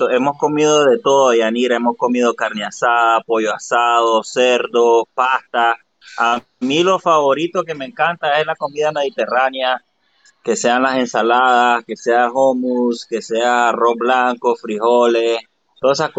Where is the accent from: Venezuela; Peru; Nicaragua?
Nicaragua; Yo soy de Nicaragua, orgullosamente. Nicaragüense.